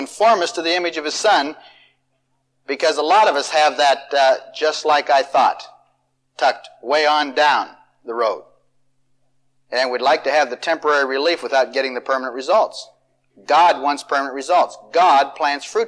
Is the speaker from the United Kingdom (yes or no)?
no; Marion, United States; moved away; from Marion, my hometown